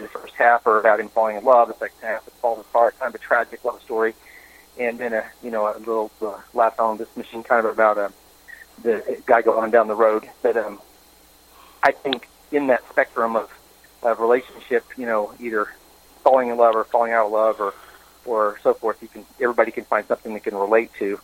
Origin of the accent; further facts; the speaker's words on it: Tahlequah, Oklahoma, United States; moved to my hometown, Tahlequah